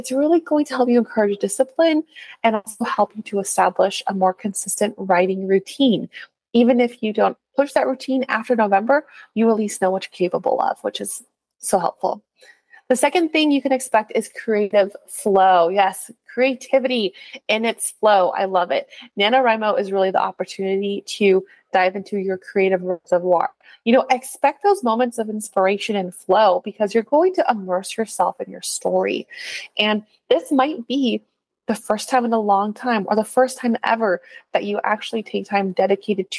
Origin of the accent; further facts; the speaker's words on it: California, United States; accent: California; as a Californian